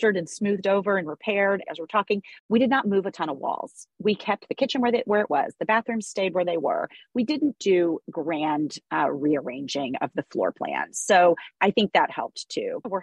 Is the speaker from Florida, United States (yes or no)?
no; Memphis, Tennessee, United States; now in New York, United States; Memphis, Tennessee, which is my hometown